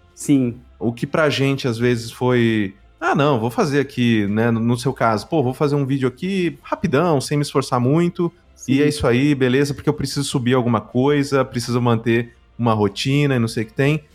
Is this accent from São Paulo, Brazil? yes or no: yes; São Paulo, Brazil; por mais que tenha vindo da ZL também, eu vim da Vila Prudente